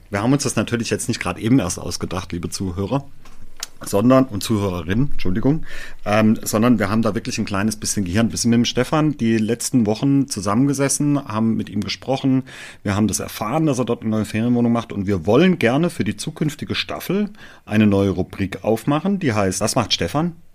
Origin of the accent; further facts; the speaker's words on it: Baden-Württemberg, Germany; läuft da auch nicht immer alles so wie geschmiertes Brot, sagt man bei uns im Schwarzwald.